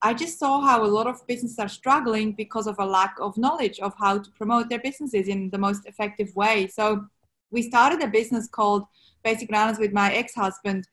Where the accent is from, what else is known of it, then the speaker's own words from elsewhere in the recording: Switzerland; English is a second language; moved away as an adult; now in Sydney, Australia; growing up in Switzerland, I didn't have ocean.